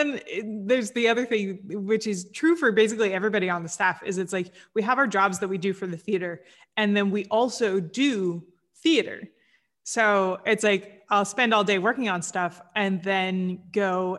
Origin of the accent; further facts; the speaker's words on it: Kansas, United States; So I grew up in Kansas